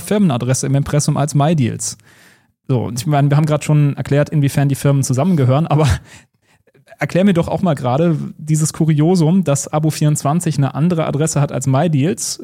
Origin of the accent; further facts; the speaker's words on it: Rhineland, Germany; ich komme aus dem Rheinland